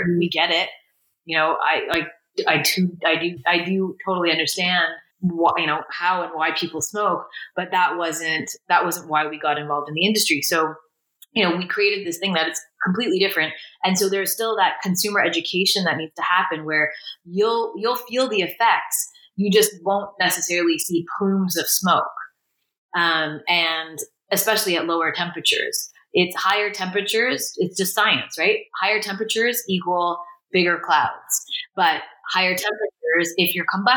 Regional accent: Canada; As a Canadian

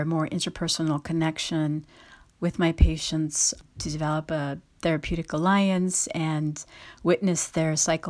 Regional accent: Santa Ana, California, United States; also born or lived in Mexico; I'm a board-certified psychiatrist. I was born in Mexico and then moved to the United States when I was about 2.5 years old. I grew up in Santa Ana, California.

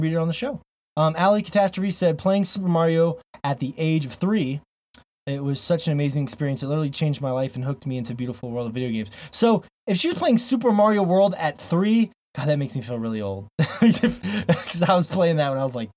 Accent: Florida, United States; now in Montana, United States; I grew up in Florida

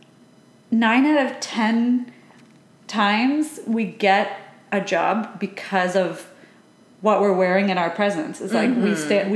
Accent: Massachusetts, United States; We grew up in Massachusetts

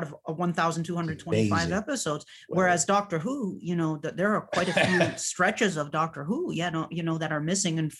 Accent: Massachusetts, United States; my home state here of Massachusetts

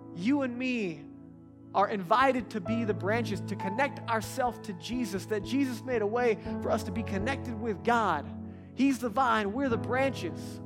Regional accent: Texas, United States; I'm from Texas

